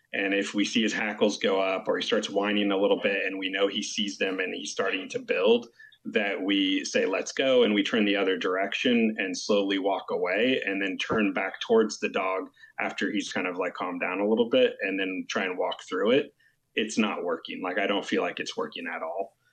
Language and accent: English; California, United States; We're actually from California